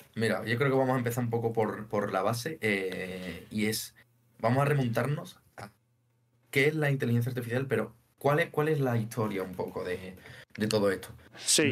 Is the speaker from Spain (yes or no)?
yes; Seville, Andalusia, Spain; soy sevillano, y tengo 26 años